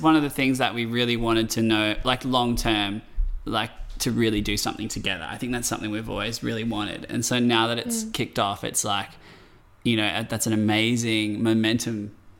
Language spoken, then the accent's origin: English; Blue Mountains, New South Wales, Australia; I grew up down south in the Blue Mountains